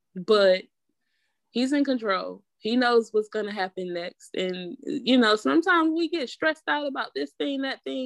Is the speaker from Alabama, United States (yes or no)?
no; Atlanta, Georgia, United States; moved away as an adult; also born or lived in Raleigh-Durham area, North Carolina; now in Raleigh/Durham area, United States; I'm from Atlanta